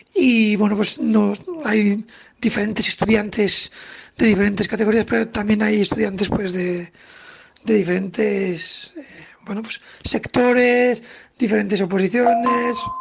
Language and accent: Spanish; Zaragoza, Aragon, Spain; soy de Zaragoza